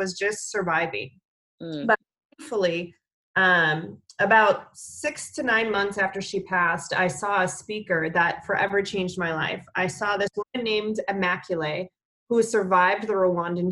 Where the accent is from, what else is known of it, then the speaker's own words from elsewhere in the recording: Minnesota, United States; I grew up in Minnesota